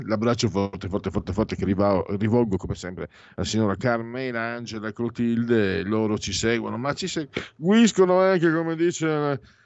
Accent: San Vito al Tagliamento, Friuli-Venezia Giulia, Italy; now in Milan, Italy; quando ero bambino a San Vito il Tagliamento, Friuli, mm, Basso Friuli

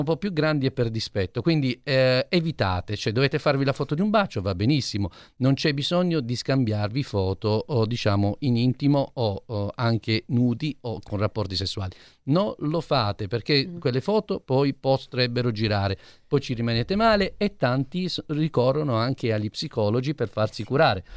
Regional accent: Apulia, Italy; io da buon pugliese

